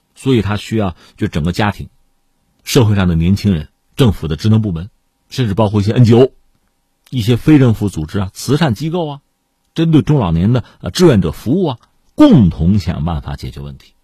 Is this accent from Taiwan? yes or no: no; China; 我们作为中国人